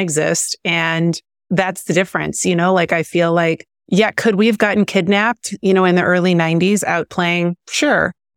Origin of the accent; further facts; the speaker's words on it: Missouri, United States; now in Southern California, United States; I grew up in, I grew up in Missouri